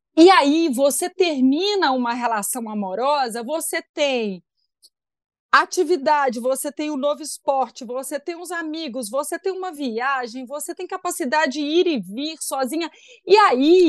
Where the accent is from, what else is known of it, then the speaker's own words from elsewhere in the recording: Belo Horizonte, Minas Gerais, Brazil; sou de Belo Horizonte e tenho 39 anos